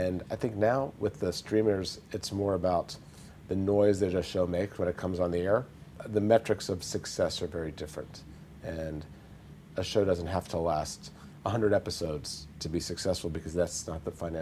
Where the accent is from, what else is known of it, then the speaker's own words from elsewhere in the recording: United States; I'm American, so that's the audience I write for